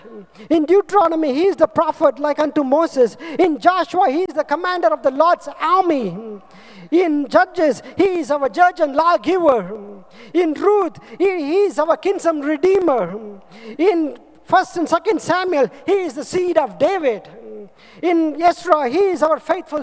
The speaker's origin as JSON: {"language": "English", "country": "India", "said": "I am from India, from nowhere"}